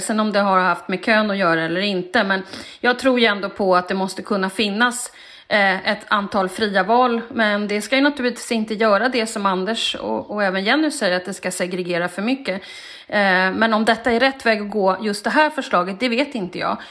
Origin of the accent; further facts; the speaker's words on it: Stockholm, Stockholm County, Sweden; jag växte upp i Stockholms innerstad